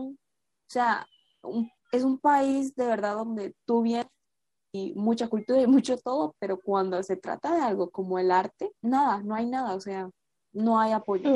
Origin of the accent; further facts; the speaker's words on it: Costa Rica; tengo 19 años en este momento y soy de Costa Rica.